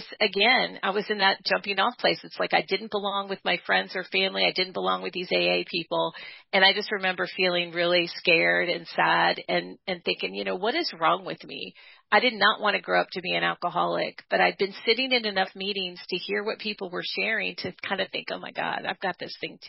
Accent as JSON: {"language": "English", "town": "Dayton", "region": "Ohio", "country": "United States", "moved": "yes", "lives_now": "Bloomington, North Carolina, United States", "said": "I'm originally from Dayton, Ohio"}